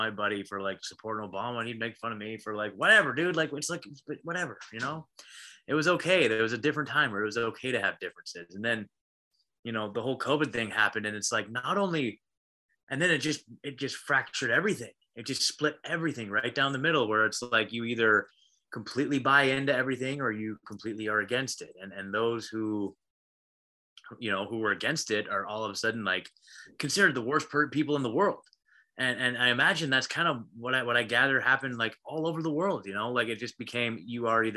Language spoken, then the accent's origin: English; Oregon, United States; also born or lived in Portland, Oregon / Eugene, Oregon; I was born and raised in Oregon